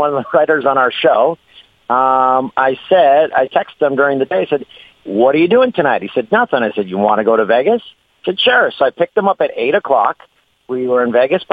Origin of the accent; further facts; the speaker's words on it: Peterborough, Ontario, Canada; now in Los Angeles, United States; growing up in Peterborough and seeing all the kids jumping in the YMCA pool